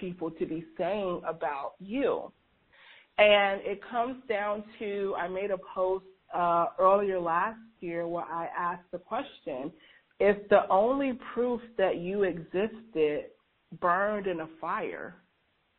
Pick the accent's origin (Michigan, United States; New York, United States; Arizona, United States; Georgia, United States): Georgia, United States; as a kid growing up in the Deep South in a, you know, very racially tense, even in my generation, there was a lot of racial tension growing up in Georgia